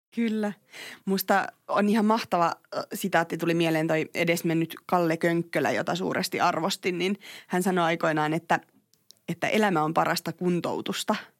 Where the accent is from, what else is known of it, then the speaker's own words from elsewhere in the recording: Tampere, Pirkanmaa, Finland; Mä oon Tampereelta